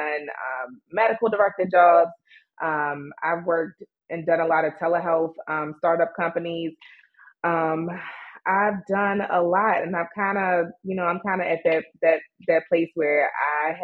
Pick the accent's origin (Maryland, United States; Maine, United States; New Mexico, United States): Maryland, United States; Baltimore; I was raised and born in Baltimore, Maryland